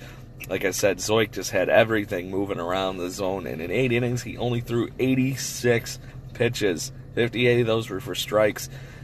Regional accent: Rochester, New York, United States; the Rochester Red Wings in their garbage plate fun jerseys here from my hometown.

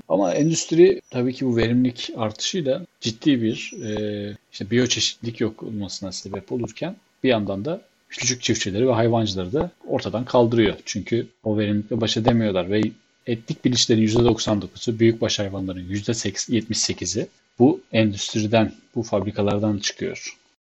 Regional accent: Black Sea Region, Turkey; ben bir Karadenizli olarak

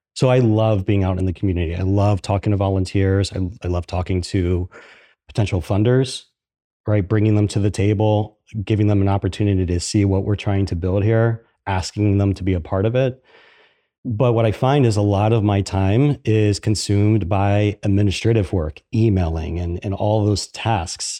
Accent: Philadelphia, Pennsylvania, United States; moved away as an adult; now in Columbus, United States; I'm from Philadelphia.

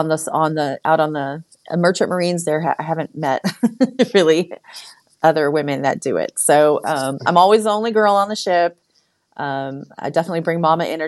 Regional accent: San Francisco, California, United States; I'm from San Francisco

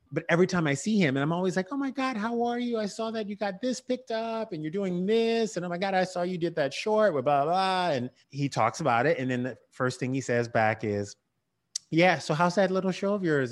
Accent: the South, United States; I grew up in the South.

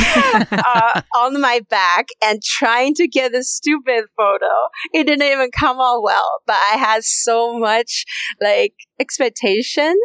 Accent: China; moved away; there is a big rooted culture of respect your elders in where I grew up in China

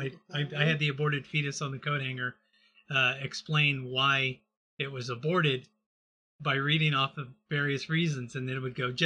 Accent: Texas, United States; I grew up in Texas

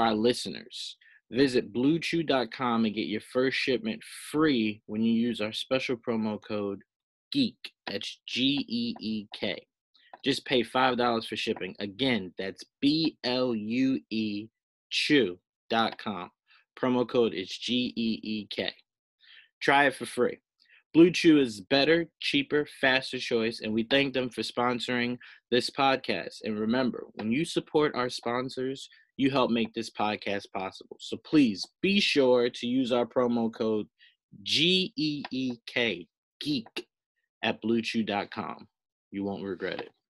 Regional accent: the South, United States; I was born in the South

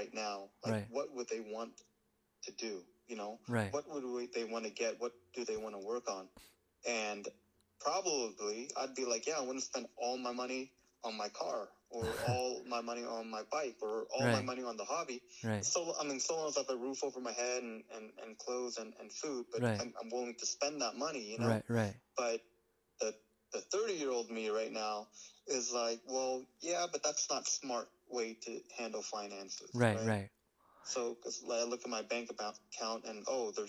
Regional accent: United States; I identify myself as an American, like born and raised and all

